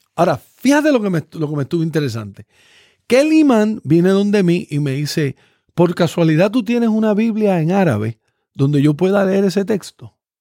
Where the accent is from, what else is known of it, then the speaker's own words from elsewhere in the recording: Puerto Rico; Yo siendo puertorriqueño